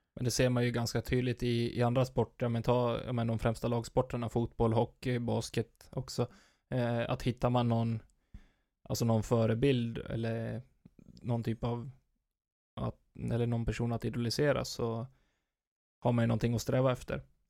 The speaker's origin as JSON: {"language": "Swedish", "area": "near Falun", "region": "Dalarna County", "country": "Sweden", "tie": "born or raised there", "said": "i närheten, med mina hemtrakter. Falun"}